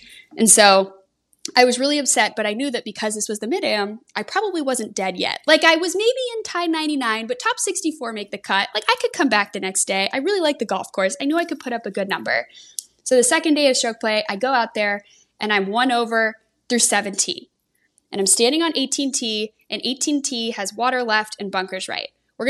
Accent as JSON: {"language": "English", "town": "San Diego", "region": "California", "country": "United States", "tie": "born or raised there", "moved": "yes", "said": "Rancho Bernardo Country Club in San Diego, back where I'm from."}